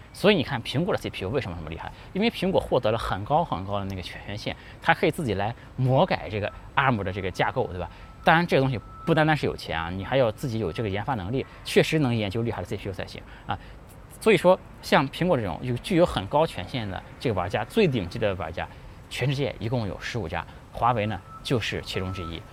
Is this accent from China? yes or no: yes; China; 我们中国人不是一个战斗民族，但我们中国人真的不怂